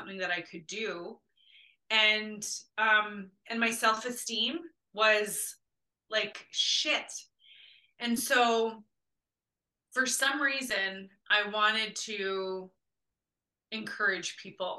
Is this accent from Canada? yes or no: yes; Winnipeg, Manitoba, Canada; growing up in Winnipeg, in an area of the city that was like poverty all over the place